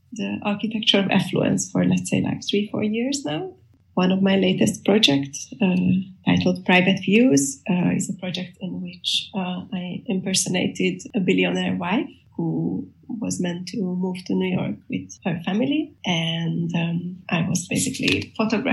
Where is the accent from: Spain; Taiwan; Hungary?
Hungary; Budapest; I'm an artist from Budapest